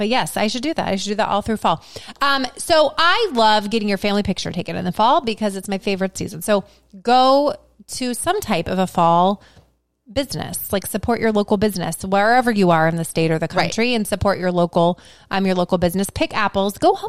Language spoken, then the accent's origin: English; Southeast Ohio, United States; You know, I grew up in Southeast Ohio